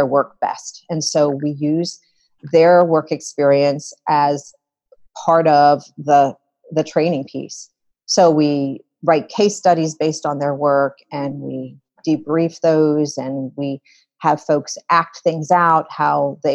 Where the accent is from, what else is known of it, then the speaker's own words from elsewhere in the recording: Philadelphia, Pennsylvania, United States; I came back to the States in Philadelphia, which is my hometown